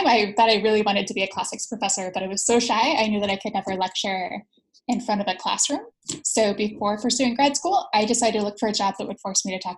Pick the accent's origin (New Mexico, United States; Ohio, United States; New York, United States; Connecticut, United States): Ohio, United States; Appalachia in Southern; now in Durham, United States; I grew up in Appalachia in Southern Ohio on a several hundred acre farm